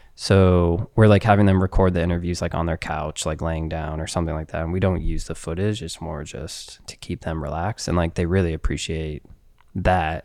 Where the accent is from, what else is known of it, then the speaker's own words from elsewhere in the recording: United States; Being American